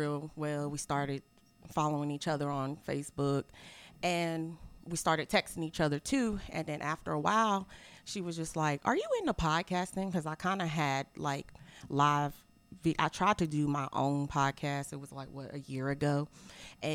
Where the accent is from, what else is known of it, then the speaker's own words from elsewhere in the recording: Greensboro, North Carolina, United States; I'm from Greensboro